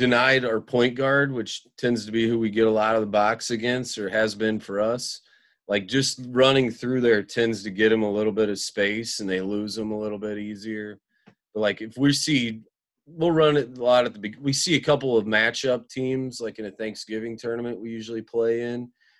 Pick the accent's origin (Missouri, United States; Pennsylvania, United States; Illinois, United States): Illinois, United States; Central; also born or lived in Hinsdale, Illinois; I grew up in Central Illinois and have moved.